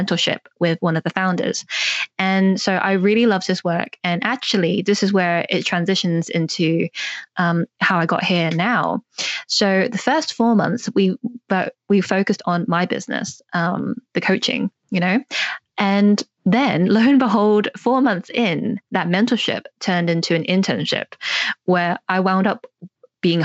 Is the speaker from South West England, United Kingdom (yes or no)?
yes; North Devon, South West England, United Kingdom; now in London, United Kingdom; I grew up in North Devon here in England, but now I live in London